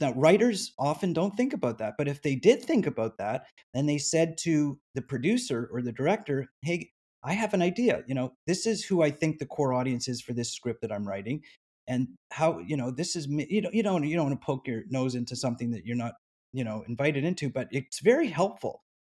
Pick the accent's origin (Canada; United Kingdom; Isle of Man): Canada; now in United States; I'm formerly from Canada